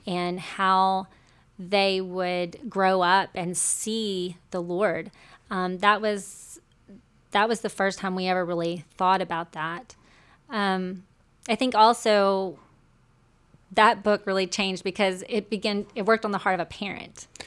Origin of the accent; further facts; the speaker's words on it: Shreveport, Louisiana, United States; accent: Southern; moved away; I'm from the South. I'm a recovering Southerner.